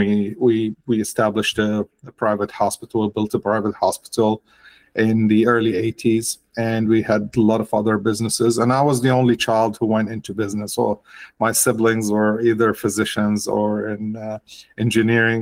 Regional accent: Aleppo, Aleppo Governorate, Syria; I grew up in Aleppo. I finished high school in Aleppo

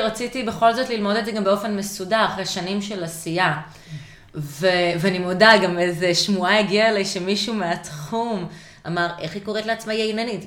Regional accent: Israel; also born or lived in Canada; נולדתי בקנדה, עשיתי עלייה באיזה גיל שלושה חודשים

